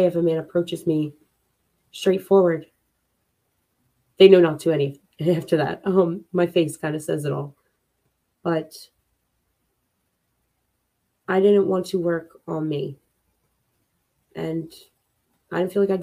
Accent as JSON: {"language": "English", "town": "Philadelphia", "region": "Pennsylvania", "country": "United States", "said": "I'm from Philly"}